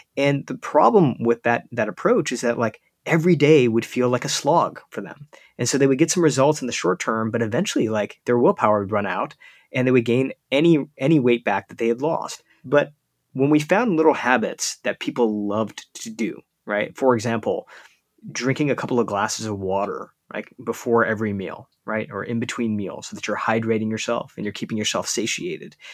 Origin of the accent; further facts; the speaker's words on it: United States; as an Indian kid growing up in the United States